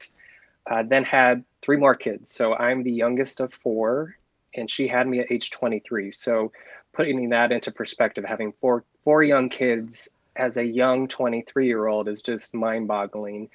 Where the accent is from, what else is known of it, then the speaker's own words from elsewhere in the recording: Pomeroy, Iowa, United States; I'm a lifelong Iowan. I was born and raised in Northwest Iowa on a farm outside of a tiny town called Pomeroy